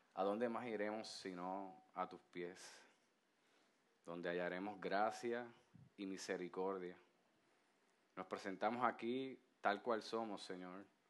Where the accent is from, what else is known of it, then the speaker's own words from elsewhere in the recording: Puerto Rico; como puertorriqueños que somos